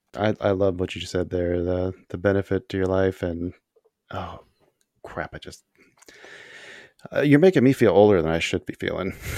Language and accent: English; Tucson, Arizona, United States; also born or lived in Houston, Texas / Phoenix, Arizona / Casa Grande, Arizona; now in Illinois, United States; I grew up in Tucson. I was born in Houston